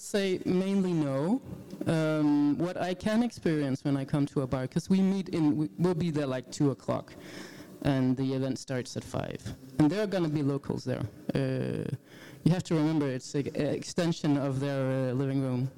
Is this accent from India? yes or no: no; Jutland, Denmark; English is a second language; I'm from Jutland